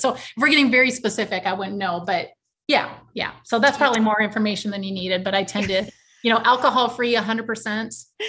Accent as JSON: {"language": "English", "region": "Iowa", "country": "United States", "said": "I'm originally from Iowa, and I still live in Iowa"}